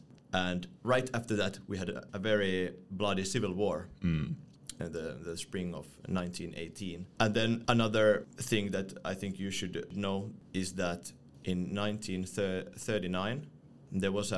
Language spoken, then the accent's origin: English; Finland; moved away as an adult; now in Brussels, Belgium; I come from Finland and darkness is nothing new to me.